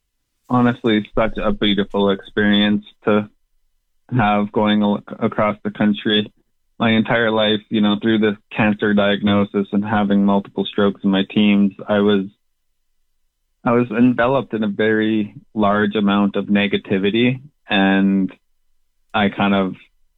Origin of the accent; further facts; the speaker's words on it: Calgary, Alberta, Canada; now in Regina, Canada; I was born and raised in Calgary, Alberta.